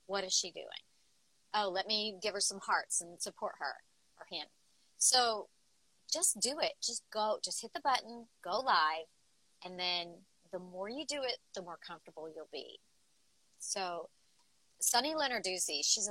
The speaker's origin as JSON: {"language": "English", "region": "the South", "country": "United States", "said": "I'm from the South."}